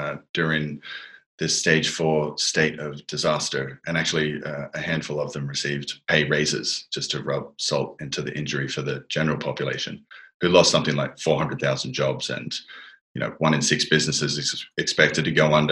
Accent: Australia; now in Argentina; my home country of Australia

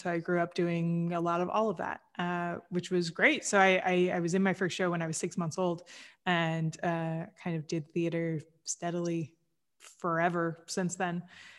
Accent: Kansas, United States; So I grew up in Kansas

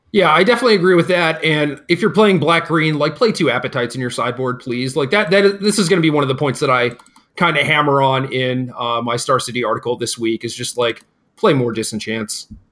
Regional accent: Minnesota, United States; Where are you from? I say, Minnesota

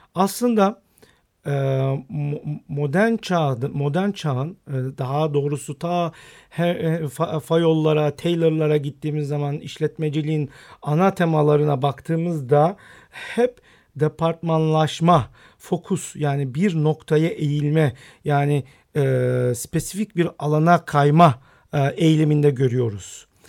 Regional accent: Istanbul, Turkey; also born or lived in Rize (ancestry) / United States; İstanbul doğumlu olmakla beraber aslen Rizeliyim.

